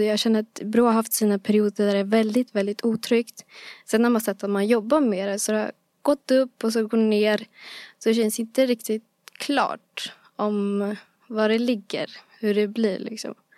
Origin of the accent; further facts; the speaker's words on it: Bro, Stockholm County, Sweden; bro är en plats, eh, där jag växte upp